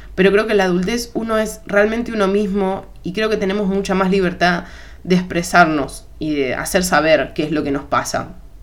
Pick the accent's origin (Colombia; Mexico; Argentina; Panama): Argentina; te hablo desde Argentina